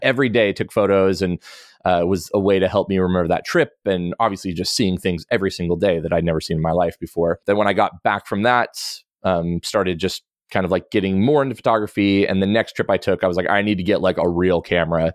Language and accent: English; the Northwest, Pacific Northwest, United States; I grew up in the Northwest and outdoors